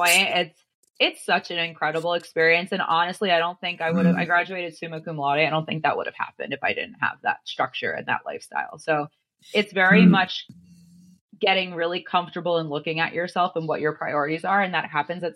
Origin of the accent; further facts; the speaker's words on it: New Jersey, United States; moved away as an adult; also born or lived in Connecticut; I grew up in New Jersey